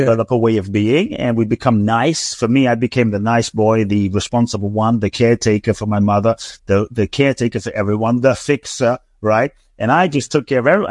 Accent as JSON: {"language": "English", "region": "London", "country": "United Kingdom", "tie": "born or raised there", "also_born_or_lived": "Ghana / Mexico", "moved": "yes", "lives_now": "Los Angeles, United States", "said": "I grew up in London"}